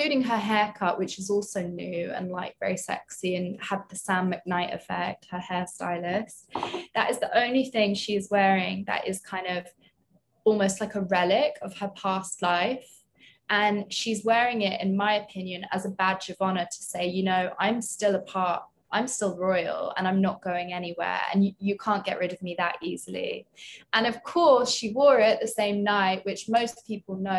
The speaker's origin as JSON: {"language": "English", "region": "London", "country": "United Kingdom", "moved": "as an adult", "lives_now": "New York, United States", "said": "I'm British. So I obviously grew up with some of like these trends"}